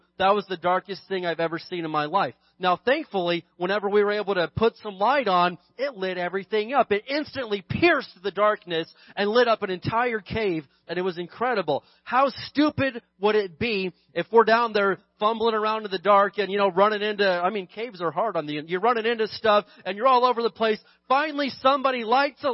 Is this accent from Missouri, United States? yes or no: no; California, United States; I'm more proud of being a Christian than I am being a Californian